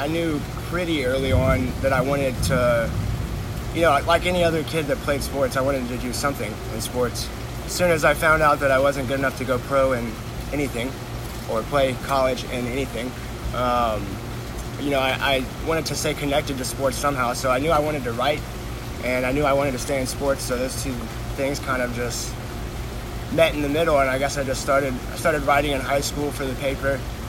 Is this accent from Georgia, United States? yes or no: yes; Georgia, United States; No, so I grew up over on Whitfield Avenue, like Halcyon Bluff.